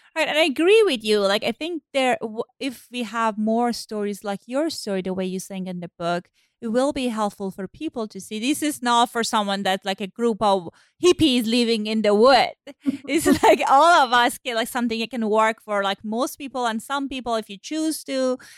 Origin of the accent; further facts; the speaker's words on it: Iran; moved away; So I grew up in Iran, as I said, and my mom. So I grew up right after Iranian Revolution. I was born then